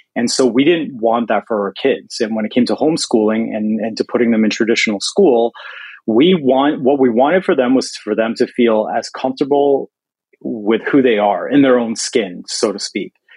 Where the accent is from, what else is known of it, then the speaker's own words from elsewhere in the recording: Toronto, Ontario, Canada; moved away; I'm from Toronto originally